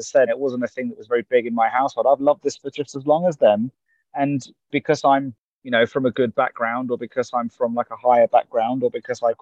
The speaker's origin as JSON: {"language": "English", "town": "Cambridge", "region": "East of England", "country": "United Kingdom", "tie": "born or raised there", "said": "my hometown, Cambridge"}